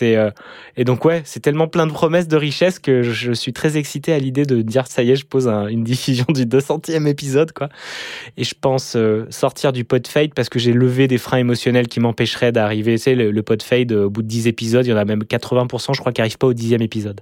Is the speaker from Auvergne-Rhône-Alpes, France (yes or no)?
yes; Lyon, Auvergne-Rhône-Alpes, France; j'ai grandi à Lyon